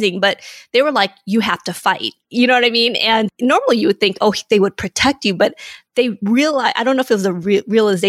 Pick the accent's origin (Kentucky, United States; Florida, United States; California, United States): California, United States; Inglewood; also born or lived in Vietnam / San Francisco / Hawthorne, California; I grew up in Inglewood, California.